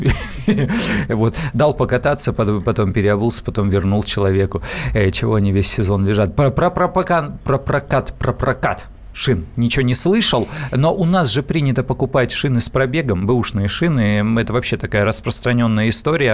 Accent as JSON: {"language": "Russian", "region": "Siberia", "country": "Russia", "tie": "born or raised there", "moved": "yes", "lives_now": "Moscow, Russia", "said": "я просто родом из Сибири"}